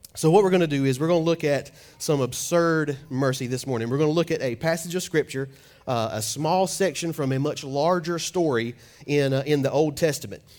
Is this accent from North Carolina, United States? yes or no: yes; Fuquay-Varina, North Carolina, United States; I'm from Fuquay, but I was born and raised in Fuquay Arena.